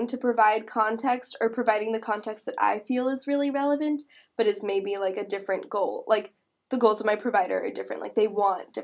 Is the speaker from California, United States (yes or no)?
yes; San Diego, California, United States; moved away as an adult; also born or lived in Massachusetts; I'm not from here. I'm from San Diego.